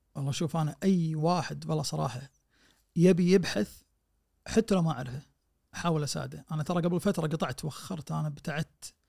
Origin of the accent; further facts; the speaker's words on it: Kuwait; احنا عندنا بالكويت